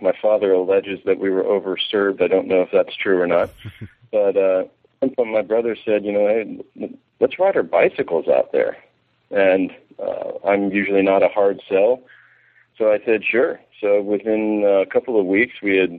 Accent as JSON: {"language": "English", "town": "Severna Park", "region": "Maryland", "country": "United States", "moved": "as an adult", "said": "I'm from Maryland, from Severna Park, Maryland"}